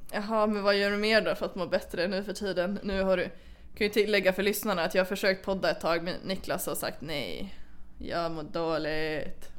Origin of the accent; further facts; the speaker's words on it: Sweden; jag är från Sverige